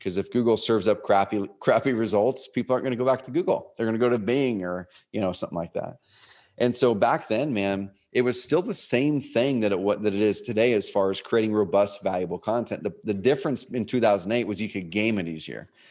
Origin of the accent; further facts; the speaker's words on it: Oregon, United States; also born or lived in Portland, Oregon; now in Roseburg, United States; I grew up in Oregon, a s, another small town, like three hours o-, on the other side of the Cascades.